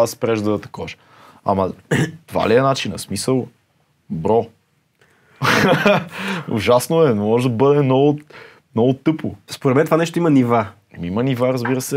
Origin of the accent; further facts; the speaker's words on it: Sofia, Sofia City, Bulgaria; Не съм кореняк, корена ми от друга но съм роден в София